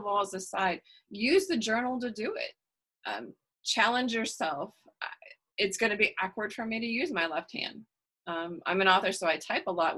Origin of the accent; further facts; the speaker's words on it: Texas, United States; I'm an Irish Texan